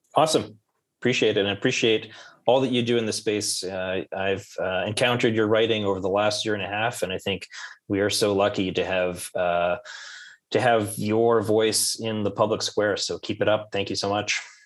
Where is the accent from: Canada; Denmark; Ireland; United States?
Canada; I'm Canadian.